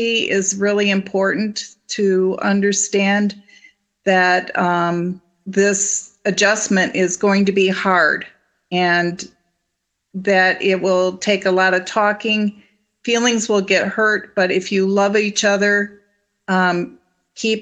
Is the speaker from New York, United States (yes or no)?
yes; Ransomville, New York, United States; I'm from Ransomville, New York, which is a little bit north of Niagara Falls. And we got married in the church that I grew up in.